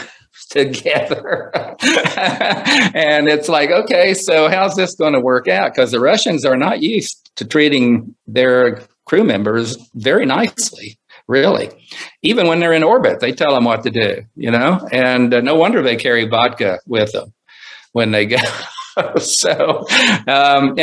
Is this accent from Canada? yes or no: no; Coalwood, West Virginia, United States; moved away; also born or lived in Huntsville, Alabama; growing up in Colwood, West Virginia and building rockets because I'd seen Sputnik fly over.